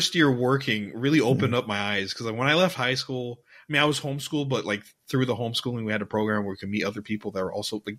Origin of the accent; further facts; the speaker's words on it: United States; now in Dubai, United Arab Emirates; I'm half Persian, half Mexican, born in America